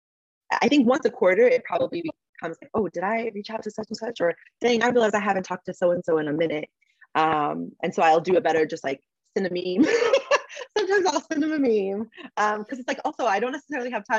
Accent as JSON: {"language": "English", "town": "San Diego", "region": "California", "country": "United States", "also_born_or_lived": "Texas / New York", "moved": "as an adult", "said": "I am from San Diego"}